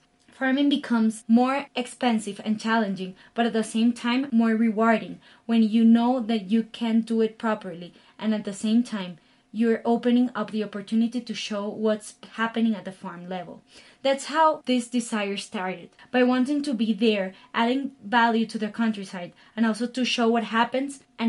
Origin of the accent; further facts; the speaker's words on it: Galápagos, Ecuador; also born or lived in Guayaquil; I was born in Guayaquil, which is a city of the Ecuadorian coast, but all my life was spent in the Galapagos Island, surrounded by a completely natural environment